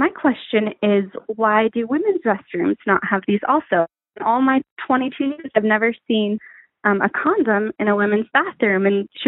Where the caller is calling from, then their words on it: West Coast, United States; 22-year-old girl here calling from the West Coast